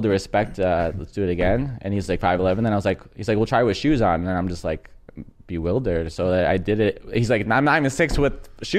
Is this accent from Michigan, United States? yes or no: no; San Diego, California, United States; I'm from San Diego.